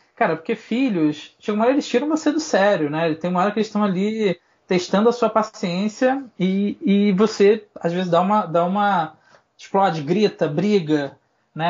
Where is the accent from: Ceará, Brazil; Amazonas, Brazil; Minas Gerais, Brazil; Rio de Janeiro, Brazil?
Rio de Janeiro, Brazil; moved away as an adult; now in São Paulo, Brazil; sou carioca